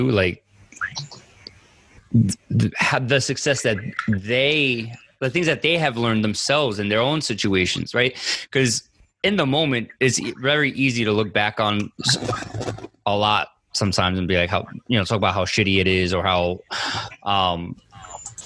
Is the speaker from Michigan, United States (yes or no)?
no; Yonkers, New York, United States; also born or lived in Bronx, New York; growing up in Yonkers and in the Bronx